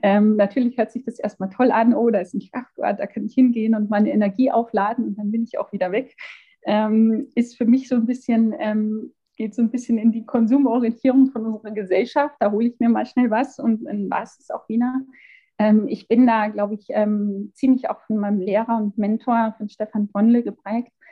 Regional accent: Amberg, Bavaria, Germany; moved away as an adult; also born or lived in Regensburg / Gotland, Sweden / Munich; ich bin in Amberg geboren, in der Oberpfalz, bin nach einigen Jahren, die ich für Studium und Arbeit in Regensburg, in Schweden, auf der Insel Gottland und ähm, in München verbracht habe, jetzt quasi wieder ähm, hierher zurückgekommen

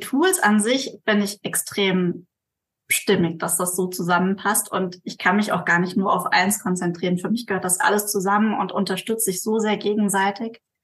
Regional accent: Mainz, Rhineland-Palatinate, Germany; ich komme aus Mainz, also aus Deutschland

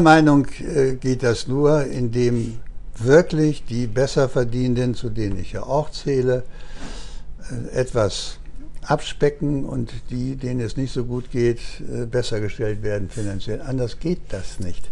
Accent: Upper Franconia, Bavaria, Germany; now in Bremen, Germany; ich komme ja aus, aus Oberfranken

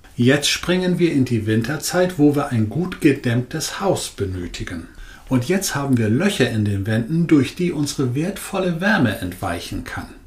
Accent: Northern Germany, Germany; Als Norddeutscher

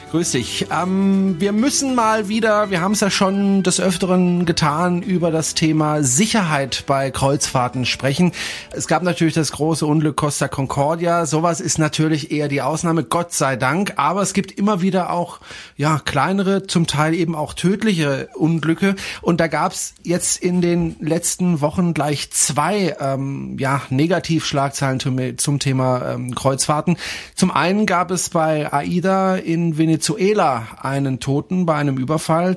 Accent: Germany

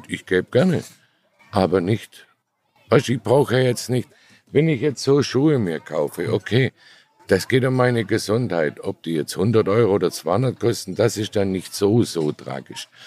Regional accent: Baden-Württemberg, Germany; Ich habe nie genug Geld. Ich bin Schwabe.

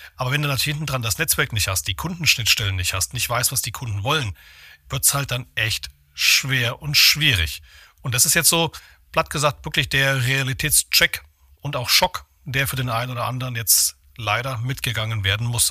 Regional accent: Thuringia, Germany; moved away; Ich selbst bin äh, geborener Thüringer, also ich mache immer so schön hier Aufbau West

